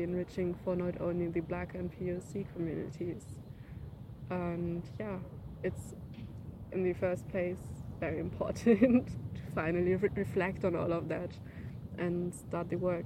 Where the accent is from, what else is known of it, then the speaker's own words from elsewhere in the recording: Berlin, Germany; I grew up in Berlin, so my whole education is, or all of the system I went through were in Berlin